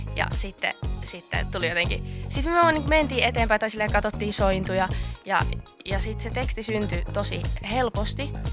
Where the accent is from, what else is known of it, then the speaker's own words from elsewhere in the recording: Oulu, North Ostrobothnia, Finland; moved away as an adult; now in Helsinki, Finland; Mä oon Oulusta. Mä muutin tuossa kesän jälkeen just Helsinkiin